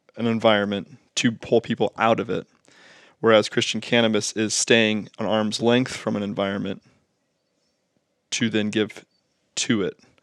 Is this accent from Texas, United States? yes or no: no; Southwest Ohio, United States; we're from Southwest Ohio